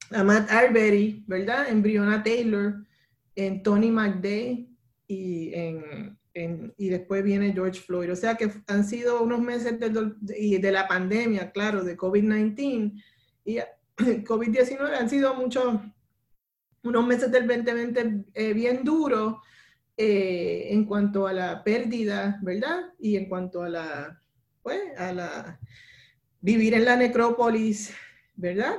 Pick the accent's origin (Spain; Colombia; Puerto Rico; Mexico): Puerto Rico; now in Providence, United States; no todos los puertorriqueños somos iguales